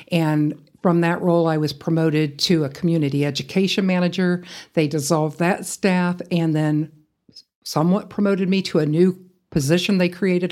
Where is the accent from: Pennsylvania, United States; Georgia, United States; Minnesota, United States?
Georgia, United States; Atlanta; moved away as an adult; also born or lived in Iowa; now in Amarillo, United States; growing up in the Atlanta area